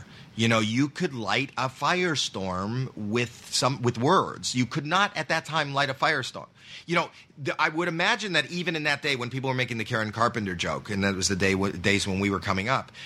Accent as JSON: {"language": "English", "country": "Canada", "said": "I'm from Canada"}